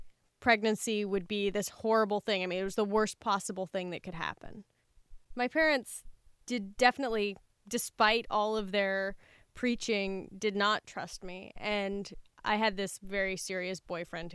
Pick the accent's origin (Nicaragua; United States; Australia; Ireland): United States; Central Valley, California; I moved back to the area where I'd grown up, in the Central Valley in California.